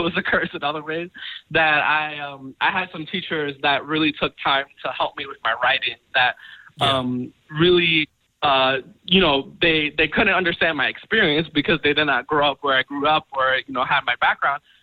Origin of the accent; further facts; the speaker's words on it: Long Island, New York, United States; I'm originally from uh, New York. I'm from Long Island. Mm. Um, I was born and raised